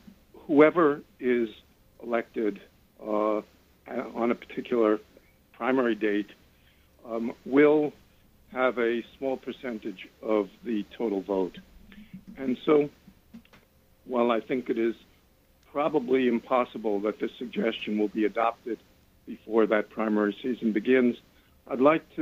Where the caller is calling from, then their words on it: Washington Heights, New York, United States; I'm from Washington Heights.